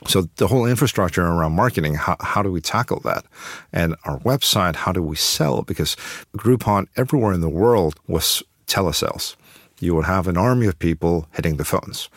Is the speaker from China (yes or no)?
yes; Beijing, China; moved away; I'm from Beijing, so, so I'm quite familiar with Beijing